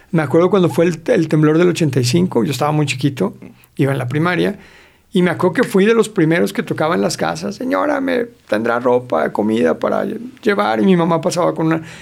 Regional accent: Mexico City, Mexico

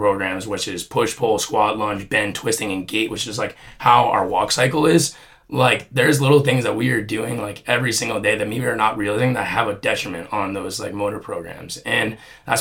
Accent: New Jersey, United States; growing up in Jersey

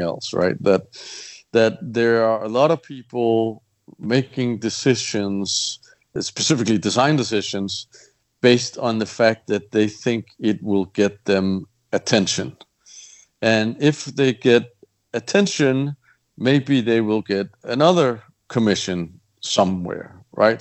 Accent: Copenhagen, Capital Region of Denmark, Denmark; moved away; born in, and, and raised in in Copenhagen

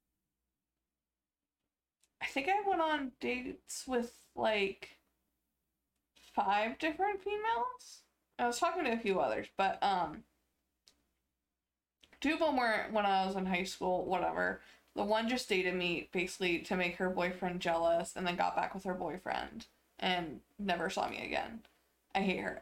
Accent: Ohio, United States; growing up in Ohio

